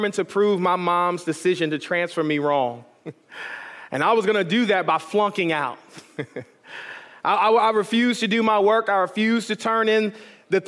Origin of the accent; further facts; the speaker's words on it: Detroit, Michigan, United States; growing up in Detroit, Michigan, which had a population at the time of 89% of African Americans